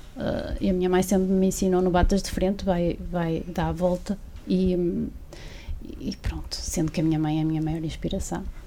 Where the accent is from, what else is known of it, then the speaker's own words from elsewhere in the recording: Barcelos, Norte, Portugal; Eu sou de Barcelos, vivo em Barcelos.